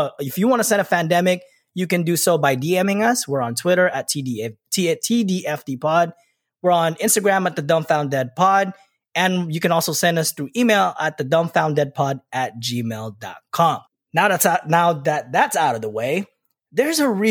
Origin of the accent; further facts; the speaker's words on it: California, United States; now in Texas, United States; I'm a Californian living in Texas